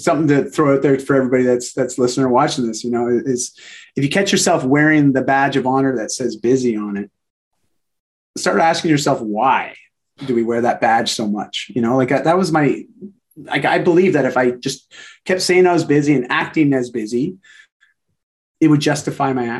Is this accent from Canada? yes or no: yes; Canada; I'm Canadian